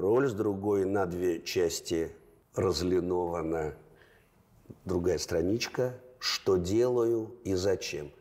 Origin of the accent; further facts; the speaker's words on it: Russia; also born or lived in Leningrad; я родом из Советского Союза